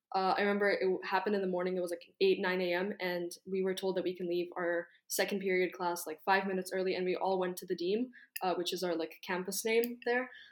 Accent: Kyiv, Ukraine; I'm Ukrainian. I'm from Kyiv, and my parents are from Lviv

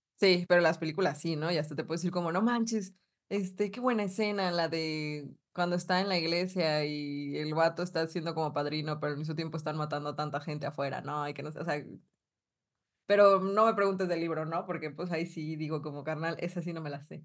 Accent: northern Mexico, Mexico; accent: Polanco; Toda norteña

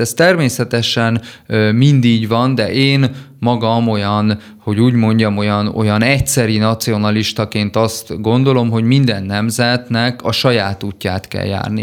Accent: Szombathely, Vas, Hungary; szombathelyi családból származom

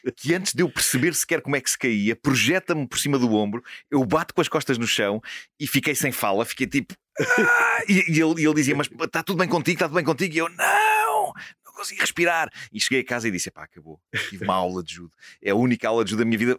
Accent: Lisbon, Portugal; eu cresci na Rua da Venezuela com vista para o bairro de Santa Cruz

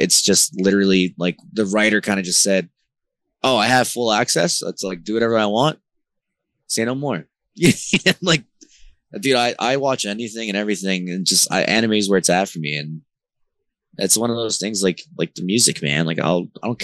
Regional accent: Newark, New Jersey, United States; also born or lived in California / Elizabeth, New Jersey / Honduras; I grew up in the hood of Jersey. I grew up in Newark and I also grew up in Elizabeth

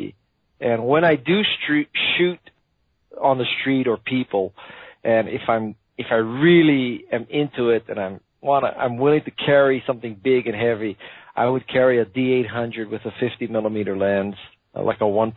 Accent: Hawaii, United States; I was born and raised in Hawaii

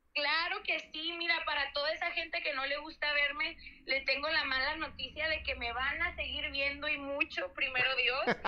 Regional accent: Mexico; somos nosotros los mexicanos

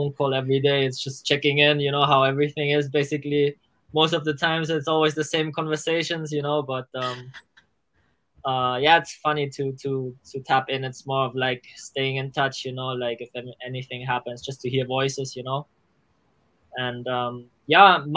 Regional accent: Germany; we grew up in Germany next to the school, elementary school

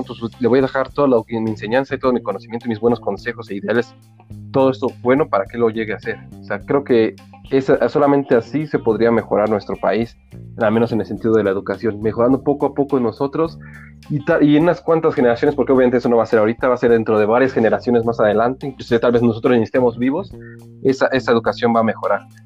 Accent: Mexico City, Mexico; crecí ya en Iztapalapa

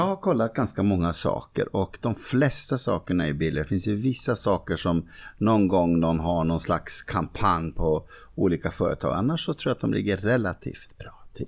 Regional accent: Norrbotten County, Sweden; Jag är liksom från Norrbotten

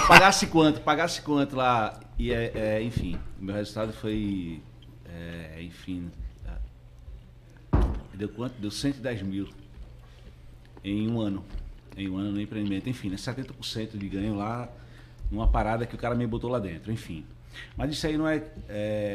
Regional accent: Northeast Region, Brazil; eu sou do Nordeste lá, vivo lá naquele

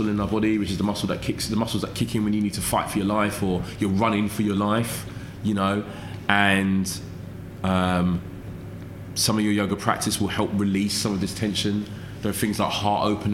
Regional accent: London, United Kingdom; growing up in London in the 80s

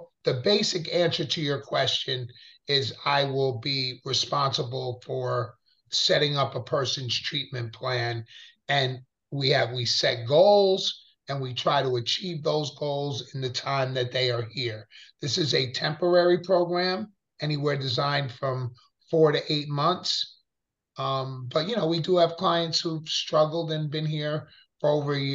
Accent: Pleasantville, New York, United States; I grew up in Westchester, Pleasantville, New York.

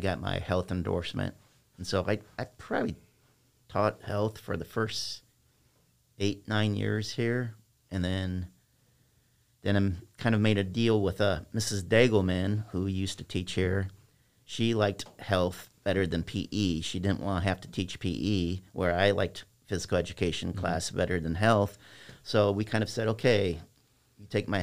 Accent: East Moline, Illinois, United States; also born or lived in Silvis, Illinois; East Moline, Illinois

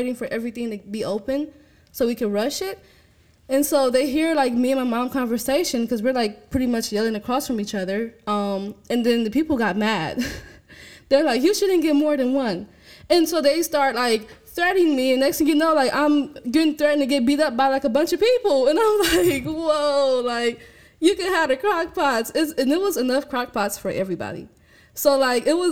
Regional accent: Milwaukee, Wisconsin, United States; I'm from Milwaukee

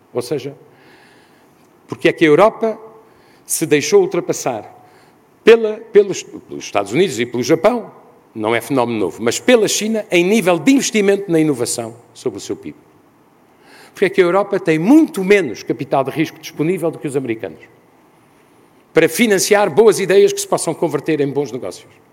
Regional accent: Portugal; como europeu e ainda mais como português

